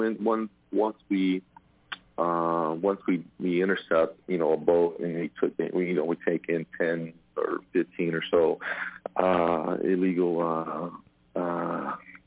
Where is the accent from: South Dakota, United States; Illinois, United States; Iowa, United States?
Illinois, United States; about 35 minutes from Chicago; moved away as an adult; I grew up about 35 minutes from Chicago